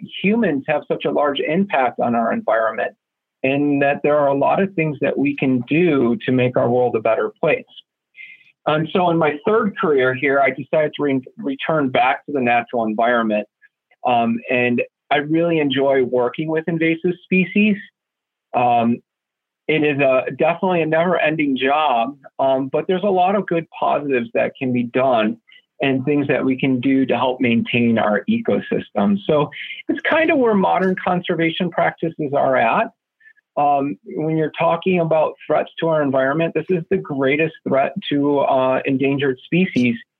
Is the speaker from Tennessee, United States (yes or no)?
no; Buffalo, New York, United States; I grew up in Western New York. I'm a Buffalonian